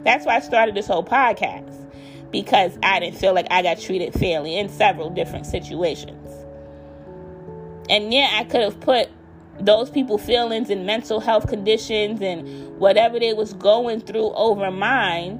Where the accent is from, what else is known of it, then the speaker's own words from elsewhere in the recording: United States; I am African American